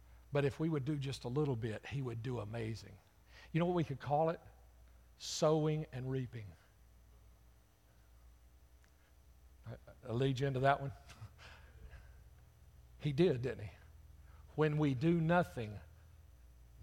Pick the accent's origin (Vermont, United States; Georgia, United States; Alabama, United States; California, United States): Alabama, United States; Birmingham; I'm from Jefferson County, Birmingham